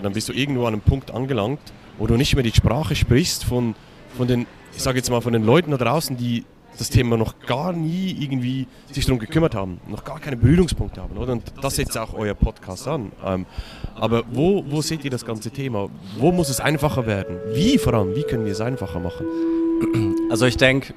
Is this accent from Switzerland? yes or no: yes; Switzerland; für mich als Schweizer